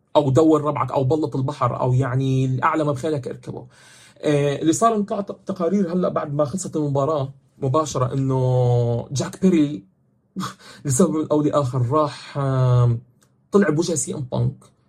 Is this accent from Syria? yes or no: no; Jordan; عندنا بالاردن